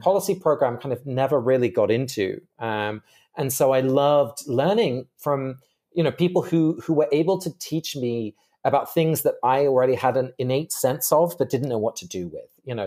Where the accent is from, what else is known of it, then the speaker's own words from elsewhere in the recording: England, United Kingdom; I grew up in England, uh, but both my parents are Dutch